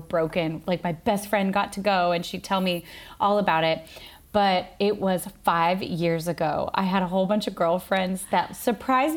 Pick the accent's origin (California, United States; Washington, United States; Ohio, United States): Washington, United States; moved away as an adult; also born or lived in Sydney, Australia; now in Brooklyn, New York, United States; I was born and raised in Washington State and moved to Sydney when I was 22